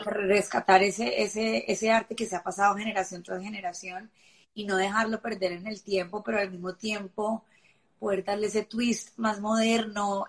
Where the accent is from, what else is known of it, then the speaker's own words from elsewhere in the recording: Colombia; moved away; siendo colombiana